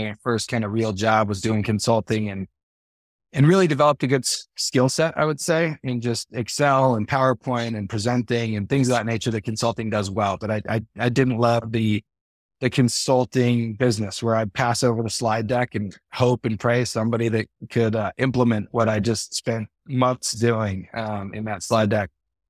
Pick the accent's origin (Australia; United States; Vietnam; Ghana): United States; Livermore, California; now in Eagle Mountain, United States; I grew up in the East Bay in Livermore, California, but I've been in Utah 19 years now.